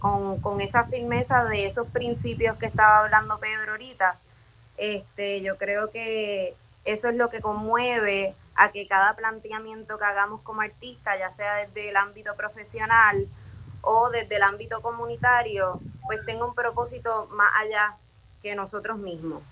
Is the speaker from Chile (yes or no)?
no; Puerto Rico; como puertorriqueña y puertorriqueño